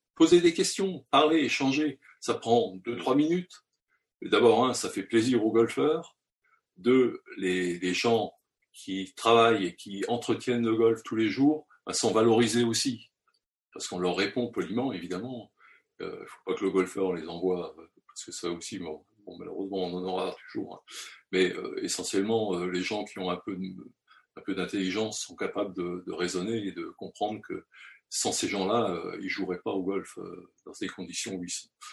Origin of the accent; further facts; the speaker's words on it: France; chez nous, en France